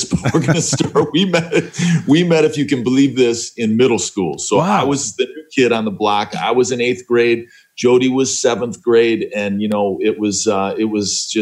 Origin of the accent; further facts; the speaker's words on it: Northeastern Ohio, United States; moved away as an adult; also born or lived in Cleveland / Chicago; We grew up in Northeastern Ohio